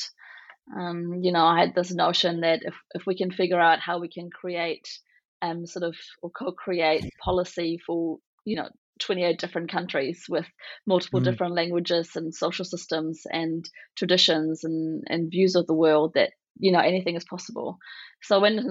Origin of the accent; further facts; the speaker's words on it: Berlin, Germany; now in New Zealand; I am originally from West Berlin. I'm born to East German and Egyptian parents, and I sort of grew up towards the end of the Cold War into a very new type of Germany